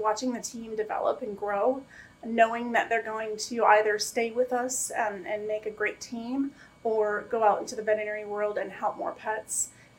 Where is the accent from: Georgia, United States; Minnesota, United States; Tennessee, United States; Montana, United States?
Minnesota, United States; moved away as an adult; now in Florida, United States; So I am originally from Minnesota, so big snow girl, not really. Moved to the South about 10 years ago, loved the heat